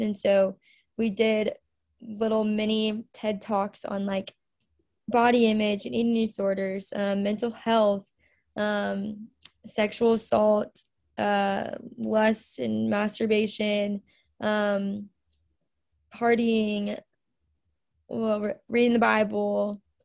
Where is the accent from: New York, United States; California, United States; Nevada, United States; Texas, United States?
Texas, United States; The Woodlands; moved away as an adult; also born or lived in Louisiana; I am originally from the Woodlands, Texas. So, I'm from Houston area